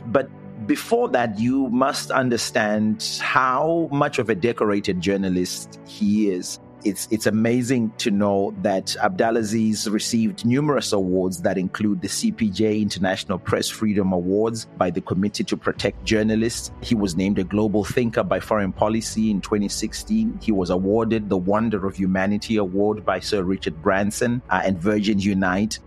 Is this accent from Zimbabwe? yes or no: yes; Zimbabwe; moved away as an adult; I'm from Zimbabwe, where I started a citizens' movement